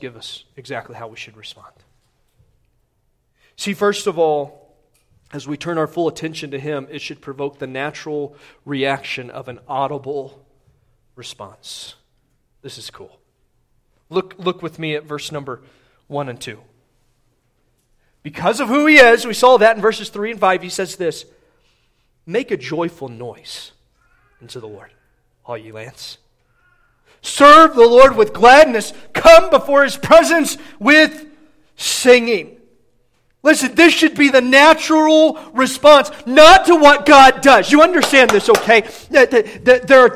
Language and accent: English; Midwest, United States; I grew up in the Midwest, I grew up a fan of the Big Ten